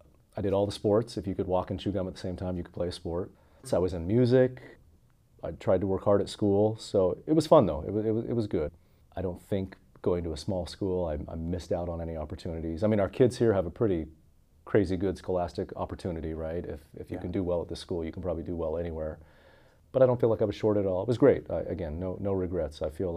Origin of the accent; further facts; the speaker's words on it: Oakley, Utah, United States; I grew up in Oakley, Utah, Zion, we call it there. It's a beautiful little kind of farm town, bedroom community about 45 minutes southeast of Salt Lake City. So up in the mountains, kind of by Heber City, Park City.